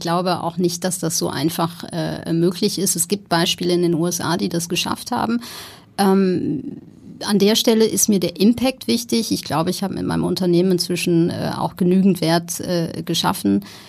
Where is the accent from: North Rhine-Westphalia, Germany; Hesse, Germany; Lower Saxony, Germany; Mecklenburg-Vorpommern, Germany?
North Rhine-Westphalia, Germany; Ruhr area; moved away as an adult; also born or lived in Amsterdam / Copenhagen / Berlin; now in Hamburg, Germany; Ich bin groß geworden im Ruhrgebiet